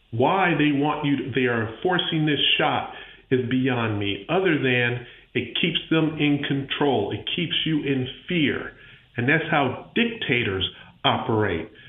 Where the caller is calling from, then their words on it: Pensacola, Florida, United States; I'm calling from Pensacola, Florida